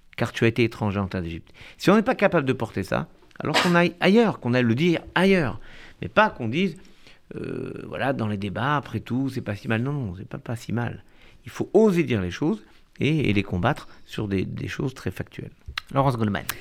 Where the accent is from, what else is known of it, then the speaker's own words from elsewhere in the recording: France; en tant que juifs, en tant que français